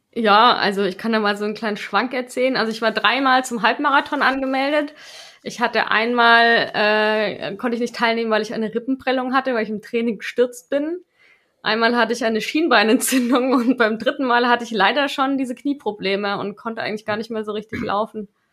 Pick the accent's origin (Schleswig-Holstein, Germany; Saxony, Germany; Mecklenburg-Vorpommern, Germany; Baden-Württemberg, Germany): Baden-Württemberg, Germany; Stuttgart; moved away as an adult; now in Karlsruhe, Germany; ich komme ja ursprünglich aus Stuttgart